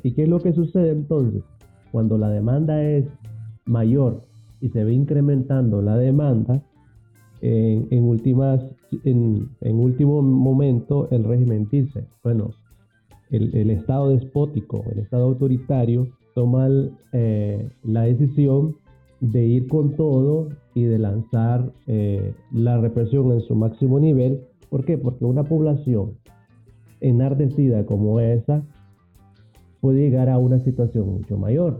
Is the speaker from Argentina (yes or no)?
no; Camoapa, Boaco, Nicaragua; de donde yo soy, Radio Camuapa